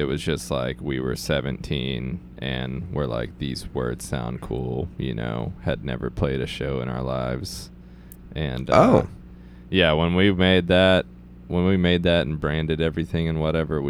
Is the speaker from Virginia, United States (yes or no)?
no; Texas, United States; growing up in Texas.